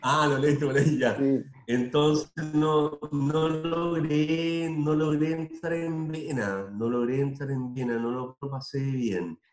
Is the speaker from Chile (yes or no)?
yes; Tomé, Biobío, Chile; moved away; also born or lived in Concepción; mi pueblo natal